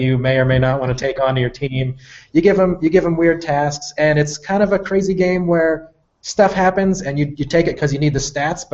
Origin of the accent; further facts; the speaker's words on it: Georgia, Vermont, United States; now in Seattle, United States; I'm from Georgia, Vermont, which is like half an hour